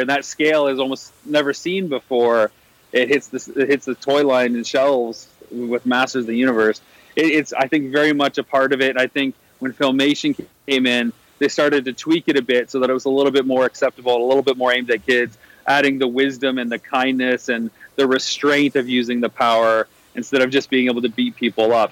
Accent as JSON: {"language": "English", "country": "Canada", "tie": "born or raised there", "said": "my hometown in Canada"}